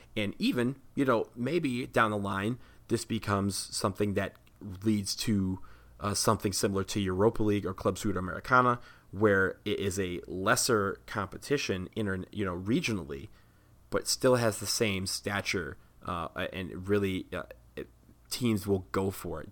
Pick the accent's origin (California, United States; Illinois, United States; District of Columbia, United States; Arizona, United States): District of Columbia, United States; Washington; right here in D C, where I am from.